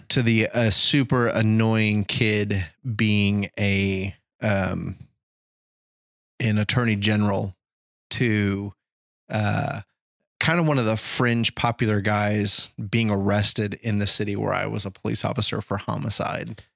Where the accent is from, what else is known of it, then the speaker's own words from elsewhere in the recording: United States; I'm an American